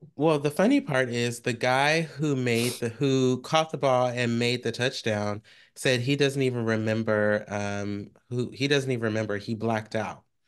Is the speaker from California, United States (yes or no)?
yes; Bay Area, California, United States; I am from the Bay Area.